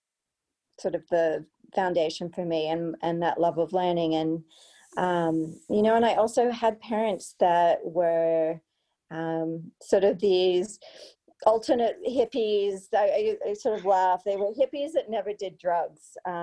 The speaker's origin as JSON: {"language": "English", "country": "Australia", "moved": "yes", "said": "a trip home to Australia"}